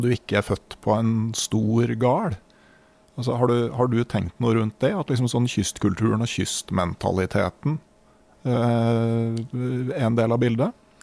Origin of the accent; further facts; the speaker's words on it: Innlandet, Norway; Jeg vokste opp i Innlandet